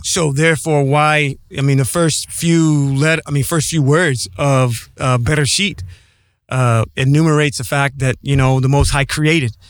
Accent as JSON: {"language": "English", "region": "Ohio", "country": "United States", "said": "I'm from the Midwest, uh, the Ohio area"}